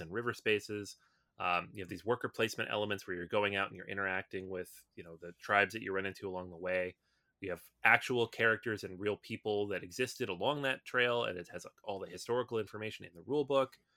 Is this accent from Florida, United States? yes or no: no; Seattle, Washington, United States; I grew up in Seattle